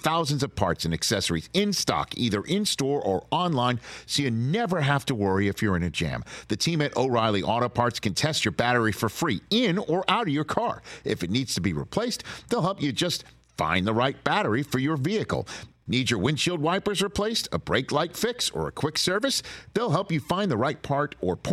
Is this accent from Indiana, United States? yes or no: no; New York City, New York, United States; also born or lived in Staten Island, New York; I am from originally Brooklyn, moved to Staten Island